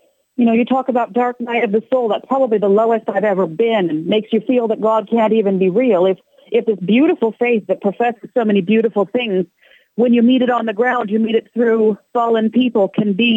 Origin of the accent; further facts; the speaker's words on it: Columbus, Ohio, United States; I grew up in Columbus, raised Catholic.